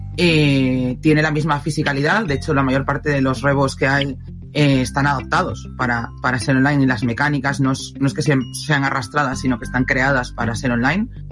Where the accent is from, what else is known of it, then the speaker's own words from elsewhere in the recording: Asturias, Spain; yo soy de Asturias